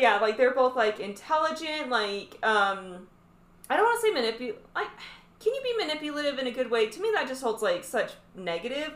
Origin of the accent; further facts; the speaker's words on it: Utah, United States; I'm from Utah.